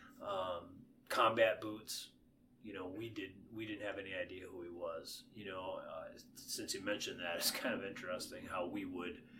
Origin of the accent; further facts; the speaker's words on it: Paynesville, Minnesota, United States; growing up in Painesville, Minnesota